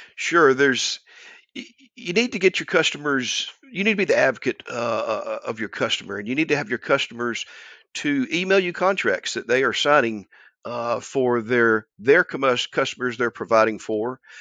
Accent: Albany, Georgia, United States; my hometown of Albany

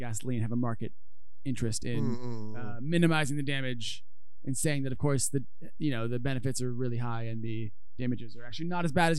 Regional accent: United States; I'm too American

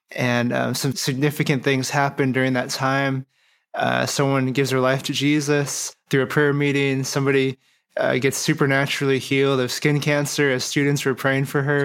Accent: Phoenix, Arizona, United States; I'm from Phoenix, Arizona.

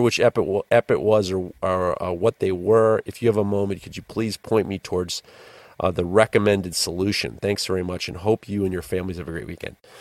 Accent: New York, United States; I'm a New Yorker

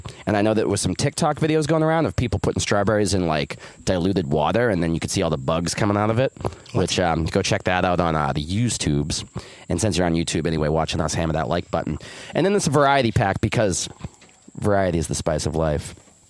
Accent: North Carolina, United States; Good old Johnston County, North Carolina. Born and raised.

